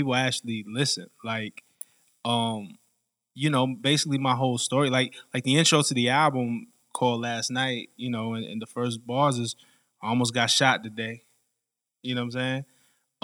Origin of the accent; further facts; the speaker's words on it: New York City, New York, United States; I grew up in Flatbush, Brooklyn